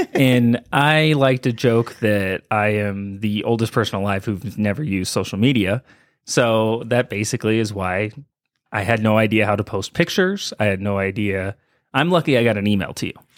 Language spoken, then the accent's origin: English; California, United States; moved away as an adult; now in Colorado, United States; Being from California